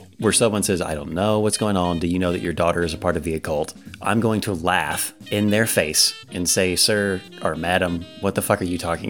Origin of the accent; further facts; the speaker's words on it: the South, United States; we're from the South.